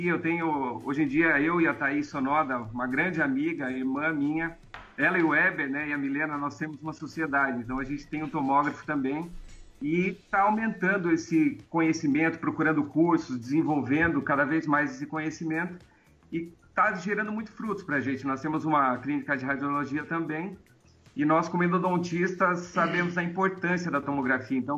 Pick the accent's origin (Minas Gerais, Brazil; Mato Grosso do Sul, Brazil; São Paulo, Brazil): São Paulo, Brazil; Piracicaba; que sou aqui